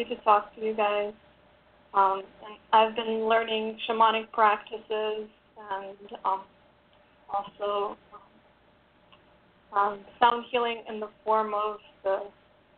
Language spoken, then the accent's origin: English; Russia; moved away; I'm originally from Russia